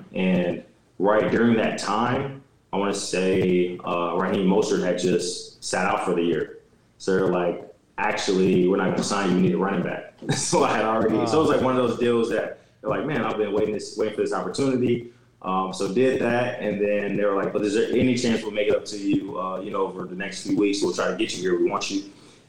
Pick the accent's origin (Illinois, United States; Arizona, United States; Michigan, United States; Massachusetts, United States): Illinois, United States; And I grew up in Illinois.